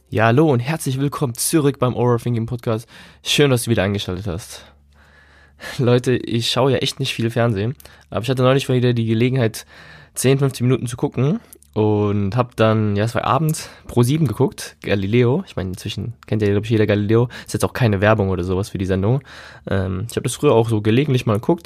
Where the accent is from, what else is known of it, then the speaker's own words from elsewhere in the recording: Germany; wir als Deutsche